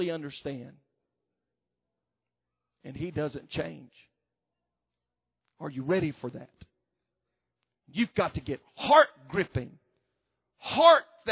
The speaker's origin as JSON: {"language": "English", "region": "the South", "country": "United States", "accent": "southern"}